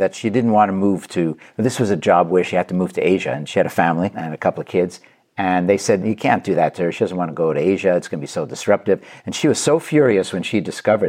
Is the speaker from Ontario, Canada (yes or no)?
no; Quebec, Canada; I grew up in Canada, in Quebec.